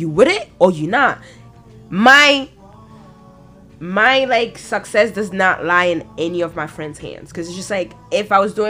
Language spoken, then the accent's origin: English; France; moved away; I was born in France